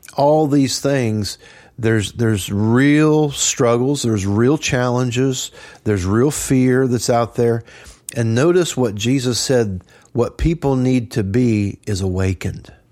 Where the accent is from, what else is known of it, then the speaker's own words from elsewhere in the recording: Trenton, Missouri, United States; I grew up in Trenton